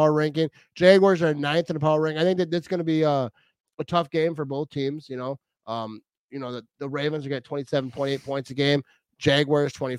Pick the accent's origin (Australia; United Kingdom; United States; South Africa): United States; Green Bay, Wisconsin; I grew up in Green Bay